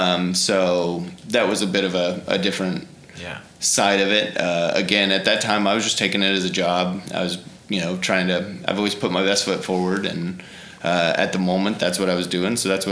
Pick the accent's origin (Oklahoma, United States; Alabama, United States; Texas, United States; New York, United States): Oklahoma, United States; Tulsa; also born or lived in Southern Illinois / Memphis; Yeah, so I was born here in Tulsa, Hillcrest Hospital, and lived here for, it's always been a home. My dad has always lived here. My aunt lives here in Tulsa.